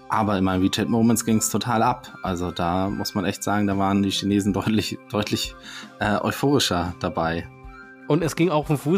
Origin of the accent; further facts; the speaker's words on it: Schleswig-Holstein, Germany; born there; Also ich bin, äh, ich bin ja gebürtiger äh, Schleswig-Holsteiner und äh, da, da, da gibt es keine, keine Berge und keinen Schnee im Winter.